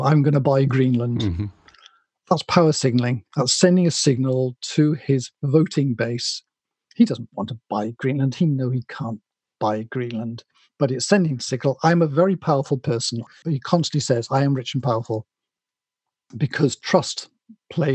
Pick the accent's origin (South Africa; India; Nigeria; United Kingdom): United Kingdom; Wales; I'm not English, I'm Welsh